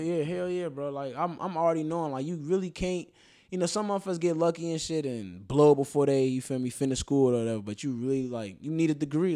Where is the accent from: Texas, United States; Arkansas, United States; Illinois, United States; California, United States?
Illinois, United States; Chicago; I'm from Rogers Park, Chicago, Illinois, it's like the north side.